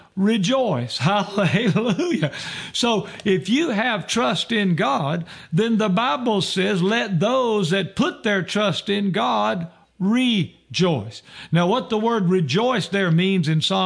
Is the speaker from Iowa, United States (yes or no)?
no; Roxboro, North Carolina, United States; when I was growing up, I grew up in Roxboro, North Carolina